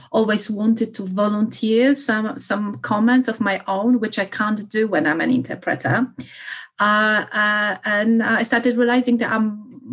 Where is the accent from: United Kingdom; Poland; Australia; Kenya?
Poland; English is a second language; moved away; being Polish, but I think it makes it more difficult. I have encountered many misconceptions about myself or my background or my accent.